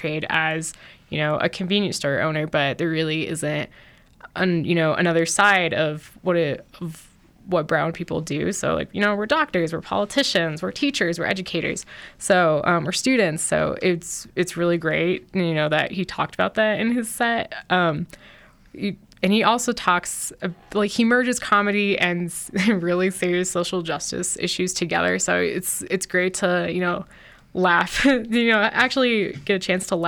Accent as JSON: {"language": "English", "region": "Colorado", "country": "United States", "tie": "born or raised there", "said": "My parents are Iraqi immigrants, so I'm a first generation along with two other sisters, so born and raised in Colorado"}